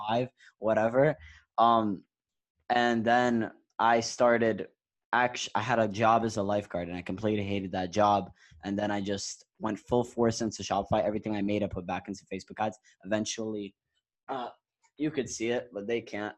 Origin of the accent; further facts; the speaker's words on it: New York, United States; we're both from New York